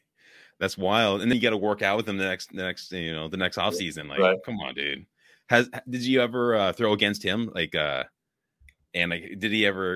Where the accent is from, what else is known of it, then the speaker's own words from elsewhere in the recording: the Bay Area, California, United States; moved away as an adult; now in Wisconsin, United States; I'm also not born here, raised here. I grew up in California, the Bay Area, big city. Like, I'm a huge city guy. And then I come here and I live in a town of like 3,000 now